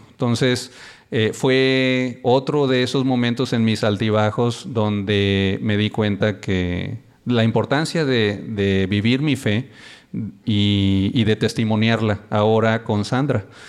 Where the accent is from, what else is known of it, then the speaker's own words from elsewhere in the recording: Reynosa, Tamaulipas, Mexico; Somos de Reynosa, Tamaulipas, y muy contentos. Allá nos conocimos cuando teníamos como 16 años.